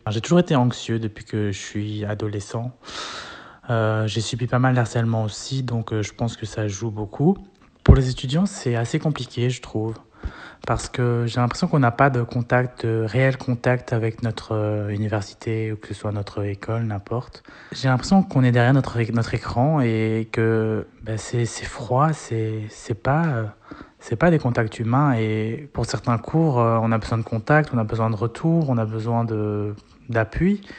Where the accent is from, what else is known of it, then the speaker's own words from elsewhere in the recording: Belgium; je suis étudiant à l'université et je suis belge aussi.